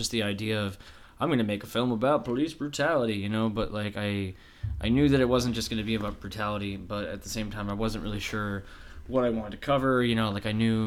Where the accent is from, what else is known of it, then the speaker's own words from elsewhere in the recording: half hour from Unadilla, upstate New York, United States; Unadilla, which is ironically a half hour away from my hometown.